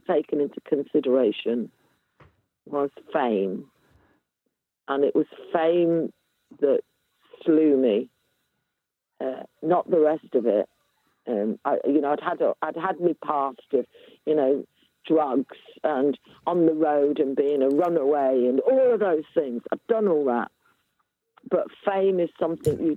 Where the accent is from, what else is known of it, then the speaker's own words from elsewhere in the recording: Coventry, West Midlands, United Kingdom; moved away; I'm from Coventry